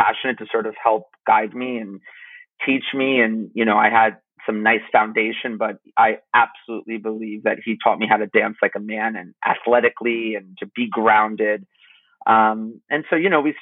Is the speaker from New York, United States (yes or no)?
no; Connecticut, United States; I am from Connecticut